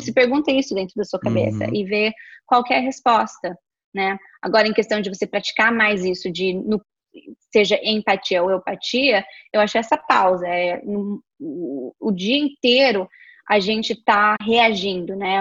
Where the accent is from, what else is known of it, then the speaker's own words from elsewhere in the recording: interior of São Paulo, Brazil; a gente é do interior de São Paulo